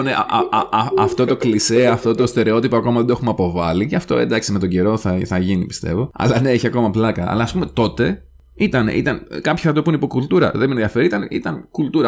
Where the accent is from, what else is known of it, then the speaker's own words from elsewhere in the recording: Karditsa, Thessaly, Greece; στην επαρχία, στην καρδίτσα που μεγάλωσα εγώ